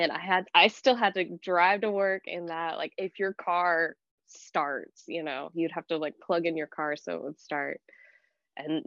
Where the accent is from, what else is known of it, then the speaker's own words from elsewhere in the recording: Williston, North Dakota, United States; moved away; that is where I'm from. Yeah, there's not a lot of people there.